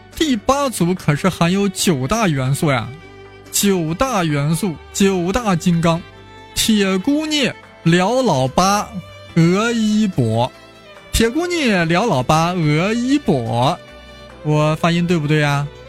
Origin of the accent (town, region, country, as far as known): China